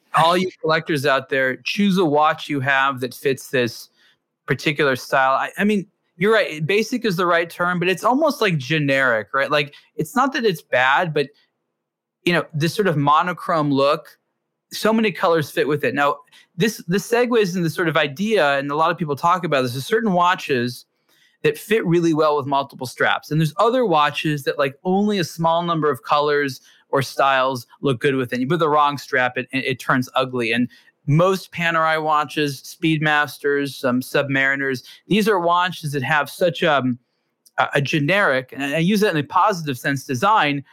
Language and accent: English; California, United States; growing up in California